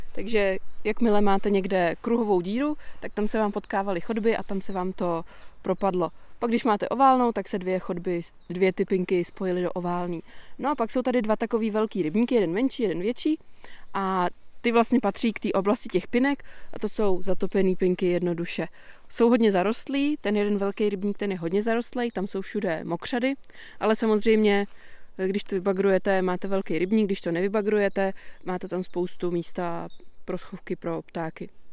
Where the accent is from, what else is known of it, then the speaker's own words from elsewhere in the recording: area around Chotěšov and Dobřany, Plzeň Region, Czechia; já jsem se tak nějak jako plácala všude možně a zakotvili jsme od mých šesti let právě tady v okolí